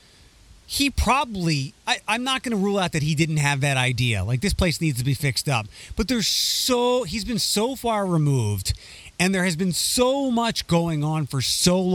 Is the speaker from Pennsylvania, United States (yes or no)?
yes; Philadelphia, Pennsylvania, United States; When I was growing up in Philadelphia